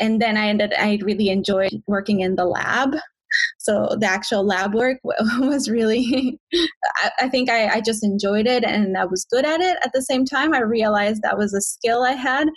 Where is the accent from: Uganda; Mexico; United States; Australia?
Mexico; moved away as an adult; also born or lived in Ontario, Canada; now in Vancouver, Canada; I am originally from Mexico